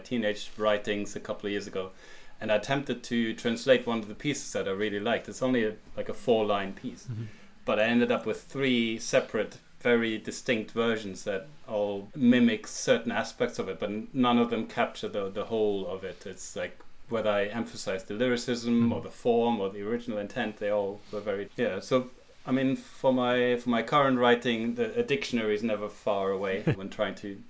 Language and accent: English; Germany; first language German; English is a second language; moved away as an adult; now in Cambridge, United Kingdom; as a teenager growing up in Germany